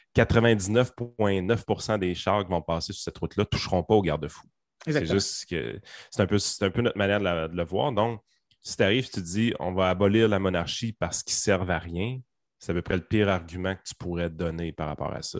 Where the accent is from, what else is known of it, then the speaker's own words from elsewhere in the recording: Quebec, Canada; on est québécois